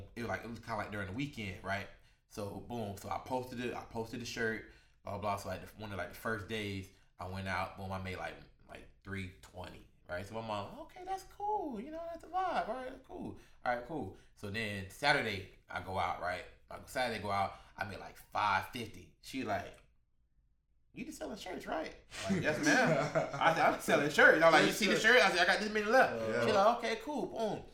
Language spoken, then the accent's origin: English; Orlando, Florida, United States; I'm from, you know, the West Side